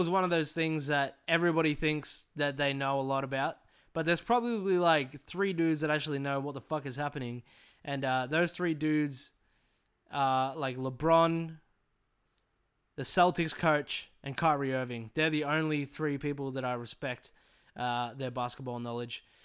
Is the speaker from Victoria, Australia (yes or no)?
yes; Morwell, Victoria, Australia; born or raised there